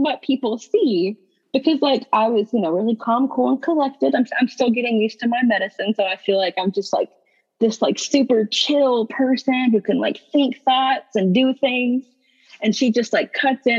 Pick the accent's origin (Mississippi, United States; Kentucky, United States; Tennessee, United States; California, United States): Kentucky, United States; Eastern; I'm from Eastern Kentucky, where mental health is just not something that most people talk about